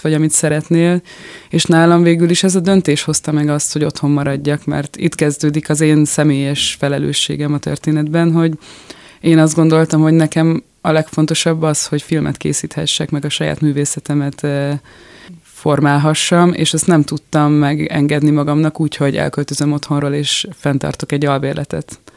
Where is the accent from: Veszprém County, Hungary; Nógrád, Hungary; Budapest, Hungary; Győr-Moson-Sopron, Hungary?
Budapest, Hungary; moved away as an adult; now in France; én a nyolcadik keletben nőttem fel egy ilyen nagyon békés, eh, a művésztelepen